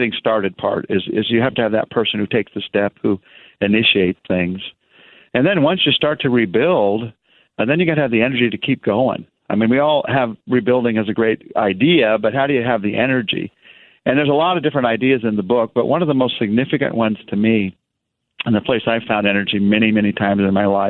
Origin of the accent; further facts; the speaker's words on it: United States; I'm American and I'm a man